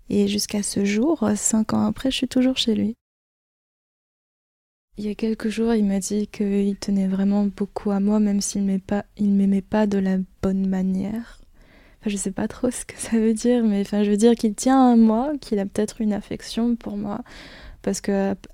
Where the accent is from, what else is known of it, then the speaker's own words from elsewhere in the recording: Brittany, France; also born or lived in Philippines; Je suis née aux Philippines, je suis arrivée en France vers 5 ans, euh, en Bretagne, parce qu'apparemment je suis un petit peu bretonne, mais bon, euh, je ne suis, suis pas restée non plus euh, en Bretagne, je déménage beaucoup